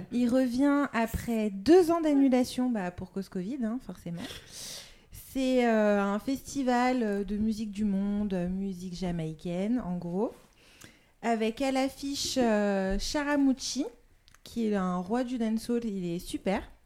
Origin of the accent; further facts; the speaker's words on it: Lyon, Auvergne-Rhône-Alpes, France; je suis lyonnaise